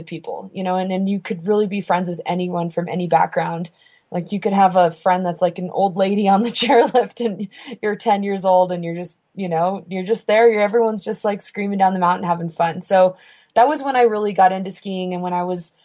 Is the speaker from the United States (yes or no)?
yes; Santa Fe, New Mexico, United States; I was born in Santa Fe, New Mexico. I'm a fifth generation New Mexican.